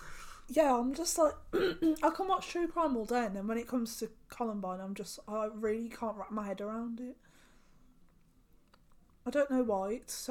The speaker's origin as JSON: {"language": "English", "region": "England", "country": "United Kingdom", "said": "as an English person"}